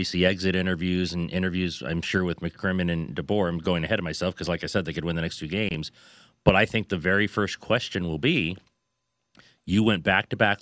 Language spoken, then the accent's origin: English; San Diego, California, United States; now in Las Vegas, United States; I'm from San Diego